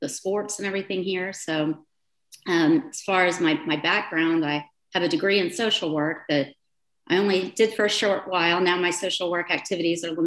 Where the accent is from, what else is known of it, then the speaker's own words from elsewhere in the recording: Plano, Texas, United States; also born or lived in Milan, Italy / London; I grew up in Pittman Creek Estates, and there we lived on the creek before there were homes even that backed up behind us. So I've grown up with Plano, literally